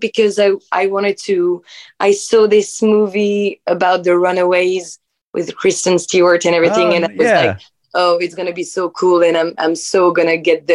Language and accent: English; Nantes, Pays de la Loire, France; English is a second language; moved away as an adult; also born or lived in Paris; I was born in Nantes in France. So in the west coast of France in 1996. And I was raised there, and then I went to Paris to make my study journalism and everything